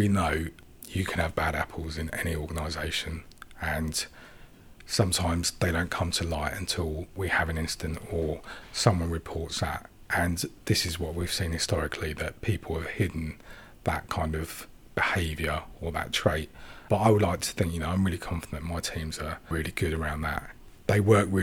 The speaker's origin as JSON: {"language": "English", "country": "Sri Lanka", "tie": "born or raised there", "moved": "yes", "lives_now": "United Kingdom", "said": "I was born in Sri Lanka"}